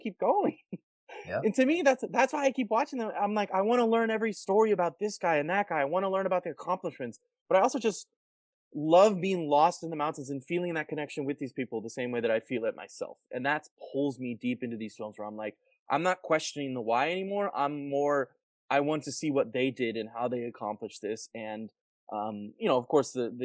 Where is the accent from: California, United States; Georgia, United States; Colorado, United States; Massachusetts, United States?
Colorado, United States; Colorado Springs; I grew up in Colorado, in Colorado Springs.